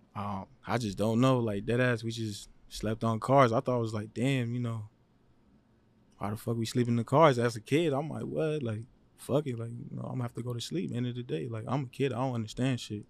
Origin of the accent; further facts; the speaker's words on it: Los Angeles, California, United States; I was born in Los Angeles. I lived all over Los Angeles.